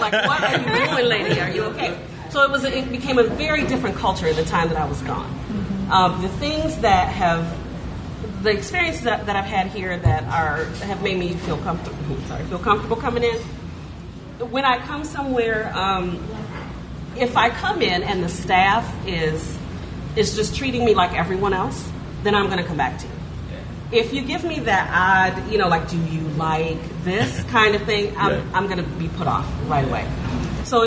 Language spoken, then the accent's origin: English; Detroit, Michigan, United States; now in Ann Arbor, United States; I grew up in Detroit. I moved to Ann Arbor when I was about 17. I went to school there, and then I never left.